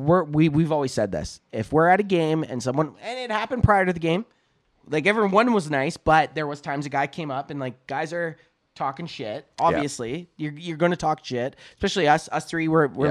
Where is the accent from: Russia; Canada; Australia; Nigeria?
Canada; I'm like the exception for a Canadian.